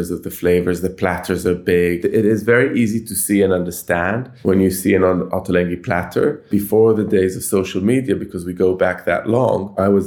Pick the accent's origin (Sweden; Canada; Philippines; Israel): Israel; Jerusalem, Jerusalem District; moved away as an adult; also born or lived in Tel Aviv; now in London, United Kingdom; I grew up in Jerusalem in the 1970s and 1980s